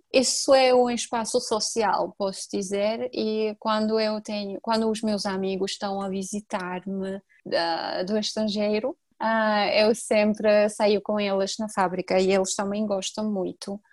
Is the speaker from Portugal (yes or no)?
no; Georgia; first language Georgian; Portuguese is a second language; a nossa língua é bem complicada para os estrangeiros